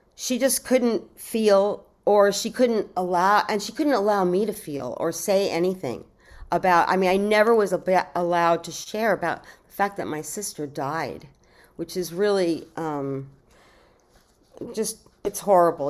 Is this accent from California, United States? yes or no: no; New York City, New York, United States; I was born in New York City